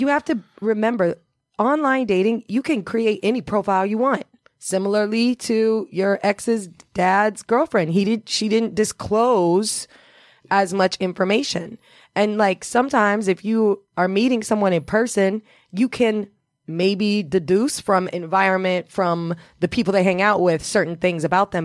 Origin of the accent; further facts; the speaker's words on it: Indiana, United States; also born or lived in Los Angeles; now in New York, United States; I'm originally from Indiana